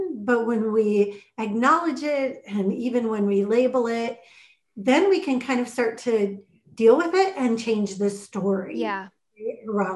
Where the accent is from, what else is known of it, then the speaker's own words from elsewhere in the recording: Minnesota, United States; Growing up in Minnesota, I've been here all my life